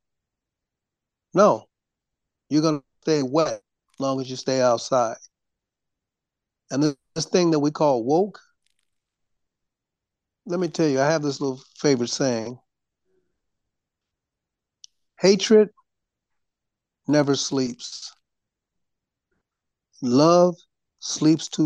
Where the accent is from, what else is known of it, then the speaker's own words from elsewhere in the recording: Detroit, Michigan, United States; I was born in Detroit